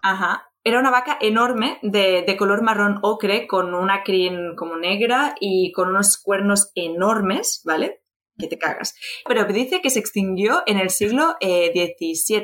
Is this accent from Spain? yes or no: yes; Barcelona, Catalonia, Spain; soy de Barcelona